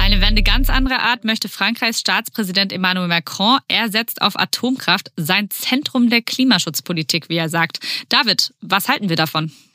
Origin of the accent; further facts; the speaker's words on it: Baden-Württemberg, Germany; in Baden-Württemberg, wo ich herkomme